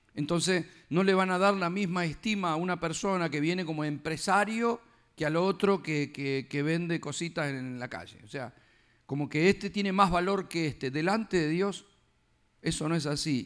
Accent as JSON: {"language": "Spanish", "country": "Argentina", "said": "yo como argentino"}